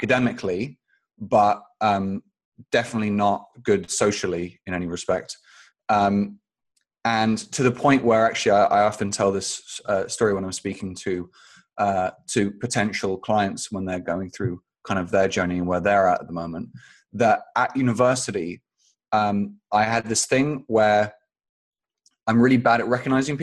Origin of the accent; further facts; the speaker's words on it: London, United Kingdom; also born or lived in Phoenix, Arizona, United States; I moved to London when I was about 2 weeks old